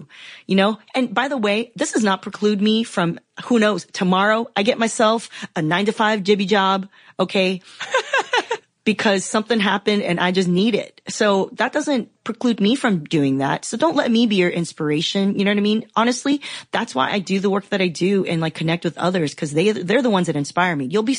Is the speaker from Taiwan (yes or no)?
yes; Taiwan; I'm from Taiwan, you know, Chinese